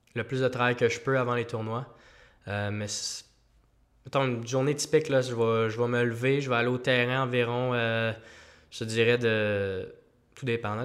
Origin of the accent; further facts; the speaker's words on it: Quebec, Canada; je suis Québécois, le seul Québécois, à sur l'équipe euh, amateur